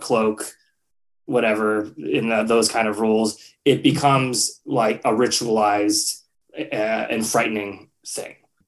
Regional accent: United States; to be an American filmmaker

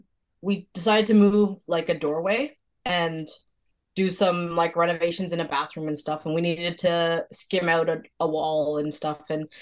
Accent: Toronto, Ontario, Canada; now in Shediac, Canada; So I was born in Toronto. My parents were born in China.

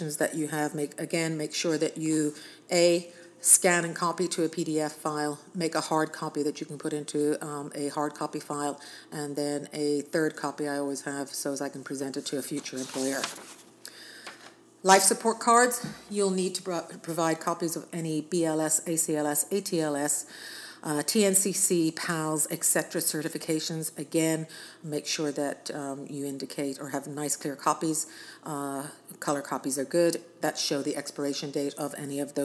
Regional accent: Ireland; now in United States; I'm actually Irish, but I'm a U.S. citizen

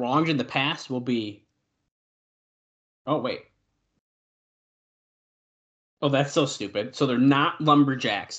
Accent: New York, United States; accent: New York; our New York accents

